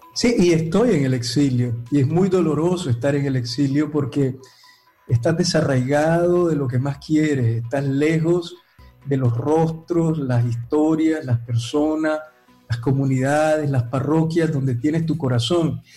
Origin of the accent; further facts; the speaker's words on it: Nicaragua; moved away as an adult; mi corazón está en la patria que me vio nacer, en mi tierra que amo tanto